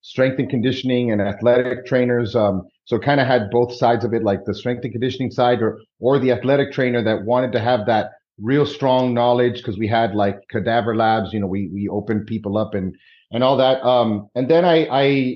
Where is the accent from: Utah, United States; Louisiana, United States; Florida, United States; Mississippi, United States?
Florida, United States; Miami; also born or lived in New York City; I grew up in Miami, Florida